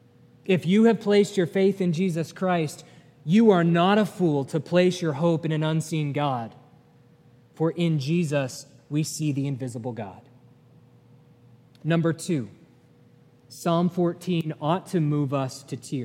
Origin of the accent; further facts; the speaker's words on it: New England, United States; now in Chattanooga, United States; I'm from New England